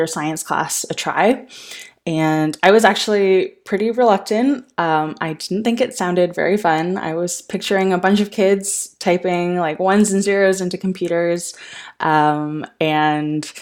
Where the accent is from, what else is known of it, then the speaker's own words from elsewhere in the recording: Ottawa, Ontario, Canada; I am originally from Ottawa here in Canada